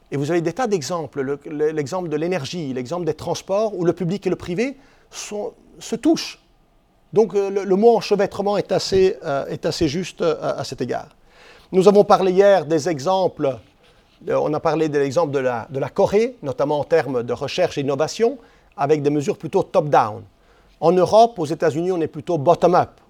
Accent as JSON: {"language": "French", "country": "Switzerland", "said": "j'ai été voir Airbus, parce que je suis suisse, je suis européen"}